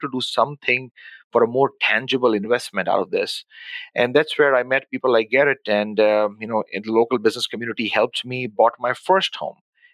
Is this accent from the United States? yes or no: no; Pakistan; moved away as an adult; also born or lived in Dubai / Abu Dhabi; now in Winnipeg, Canada; born and raised in Pakistan